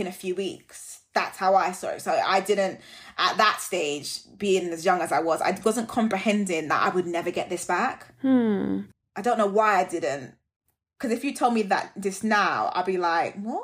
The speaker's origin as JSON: {"language": "English", "country": "Jamaica", "said": "I'm Jamaican"}